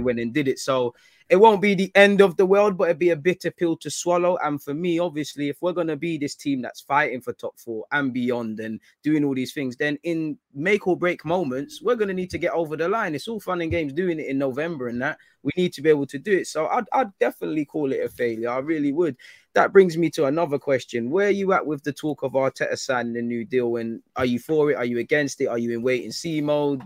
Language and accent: English; United Kingdom